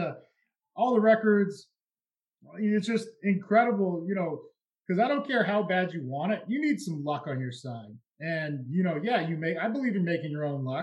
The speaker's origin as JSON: {"language": "English", "region": "New England", "country": "United States", "tie": "born or raised there", "said": "I grew up in New England"}